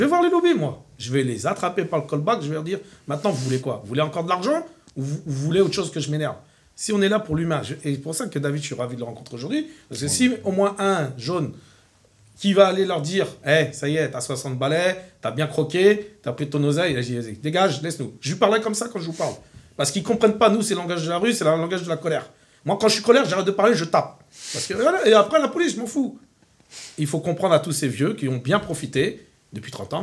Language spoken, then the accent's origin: French; France; je suis un bon Français, avec les yeux bridés.